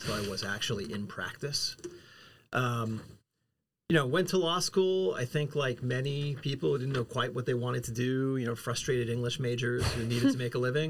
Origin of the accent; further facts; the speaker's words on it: United States; moved away as an adult; also born or lived in Philadelphia / Savannah, Georgia; I'm actually from New York originally.